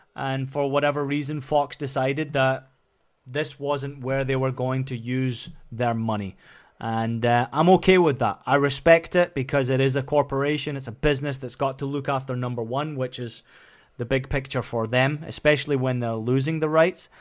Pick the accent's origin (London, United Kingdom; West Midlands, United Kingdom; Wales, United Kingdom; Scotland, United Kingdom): Scotland, United Kingdom; moved away; where I grew up in Scotland